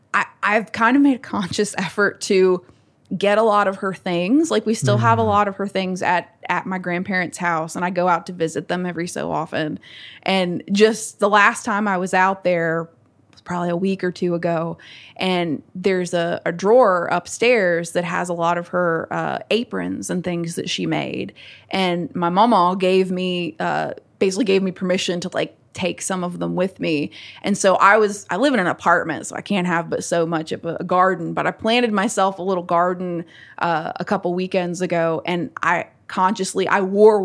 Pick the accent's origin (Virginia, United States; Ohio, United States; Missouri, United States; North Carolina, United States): Virginia, United States; Natural Bridge; Like even growing up in Natural Bridge, it's like I was raised mainly by my grandparents and my dad